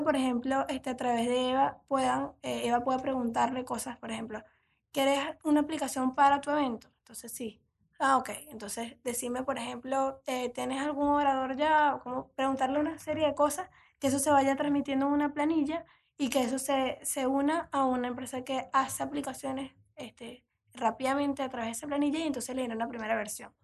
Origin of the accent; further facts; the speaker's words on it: Venezuela; moved away as an adult; now in Uruguay; soy venezolana, me recibí como economista ya hace unos años y desde octubre estoy aquí en Uruguay